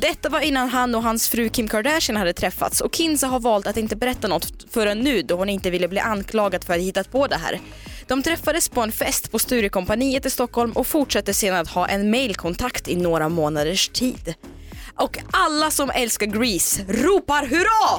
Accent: Omsk, Omsk Oblast, Russia; now in Sweden; jag är ju född och uppvuxen i Sibirien, ja. i Omsk, en stad där. Och jag flyttade ju till Sverige för 15 år sedan

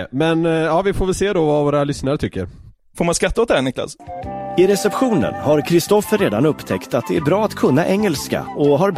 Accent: Södermanland, Sweden; Ja, det är för att jag är sörmlänning.

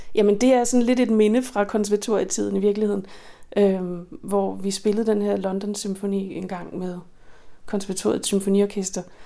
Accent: Skælskør, Zealand, Denmark; den lille lokale musikskole i Skelskør, hvor jeg voksede op

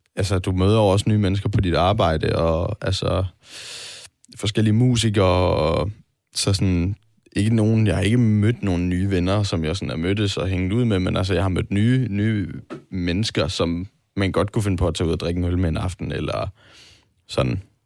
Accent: Vejle, Southern Denmark, Denmark; moved away; venner hjemme i, i Vejle

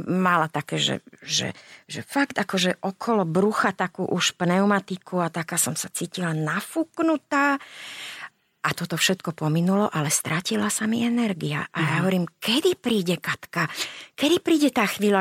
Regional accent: Záhorie, Slovakia; ako sa hovorí u nás na Záhorí

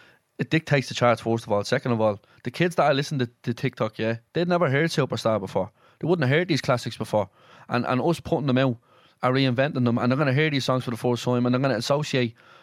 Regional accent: Dublin, Leinster, Ireland; me and you are going home to Dublin

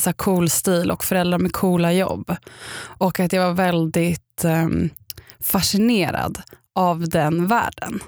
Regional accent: Upplands Väsby, Stockholm County, Sweden; jag kommer från Upplands Väsby och varit kaninhoppare och spelat saxofon

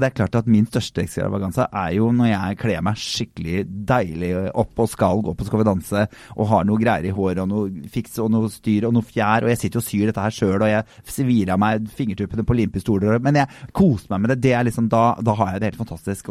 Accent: Drammen, Buskerud, Norway; jeg er jo fra Drammen

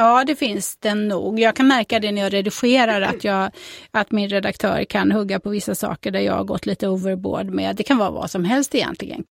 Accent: Fjällbacka, Västra Götaland, Sweden; also born or lived in Tanumshede; Jag är ju född och uppvuxen i Källbacka de första åren och sen så när jag var 12 så gifte sig min mamma med en bonde och då flyttade jag två mil från Fjällbacka till Tanum Tanumshede

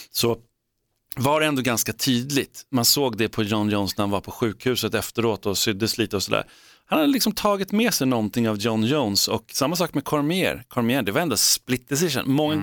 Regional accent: Sweden; vi är svenskar

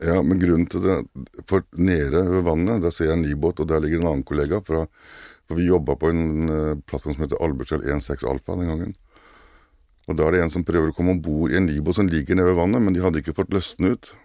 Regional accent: Kragerø, Telemark, Norway; moved away as an adult; also born or lived in Oslo; jeg er jo opprinnelig fra Kragerø, selv om jeg bodde i Oslo mange år

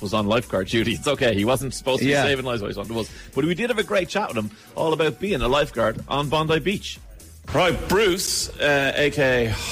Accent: Ireland; I'm Irish

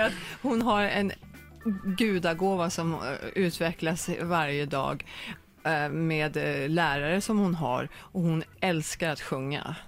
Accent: Norrköping, Östergötland, Sweden; also born or lived in Högsjö / New York; now in Los Angeles, United States; Jag är född i Norrköping, jag har släkten i Norrköping, min moster, mina kusiner är i mm. Norrköping.

